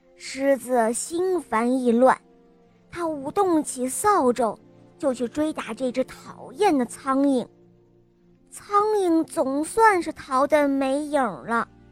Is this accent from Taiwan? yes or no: no; Hangzhou, Zhejiang, China; 我四岁了，我来自杭州